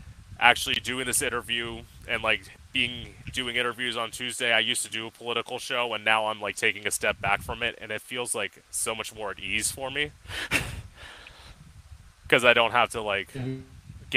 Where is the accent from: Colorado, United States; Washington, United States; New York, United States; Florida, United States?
Florida, United States; also born or lived in Orlando; I'm from Florida, and I've lived here my whole life